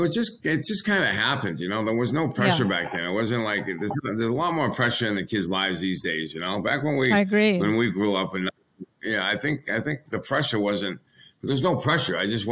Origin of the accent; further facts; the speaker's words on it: Pembroke, Massachusetts, United States; Obviously, growing up in Pembroke was a good little town back down here in Massachusetts in the South Shore.